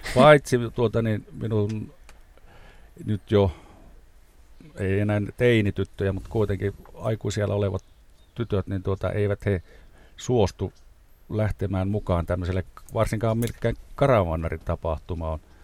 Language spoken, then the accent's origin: Finnish; Rovaniemi, Lapland, Finland; Me olemme kumpikin Rovaniemeltä kotoisin.